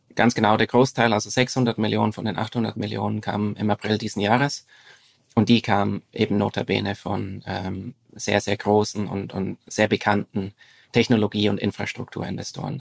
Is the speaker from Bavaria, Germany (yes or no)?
yes; Franconian Switzerland, northern Bavaria, Germany; moved away as an adult; now in Zurich, Switzerland; ich bin in äh, Deutschland aufgewachsen, im Süden. Mhm. Im, im, Im Norden des Südens, also in, äh, in der fränkischen Schweiz, das ist der, der nördliche Teil von Bayern